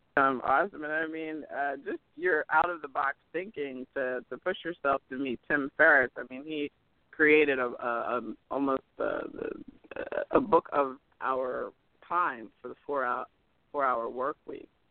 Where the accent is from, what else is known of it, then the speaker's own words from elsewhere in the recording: Cherry Hill, New Jersey, United States; I'm from Cherry Hill, which is right over uh, the bridge there